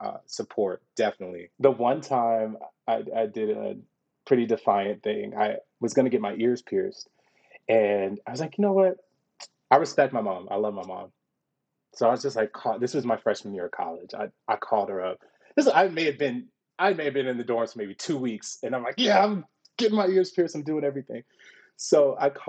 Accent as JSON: {"language": "English", "town": "Houston", "region": "Texas", "country": "United States", "also_born_or_lived": "Fort Worth, Texas", "moved": "as an adult", "said": "I'm from Houston, Texas"}